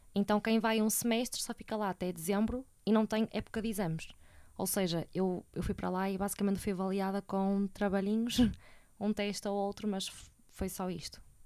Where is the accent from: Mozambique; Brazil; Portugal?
Portugal; Porto, Norte; sou do Porto e moro cá com os meus pais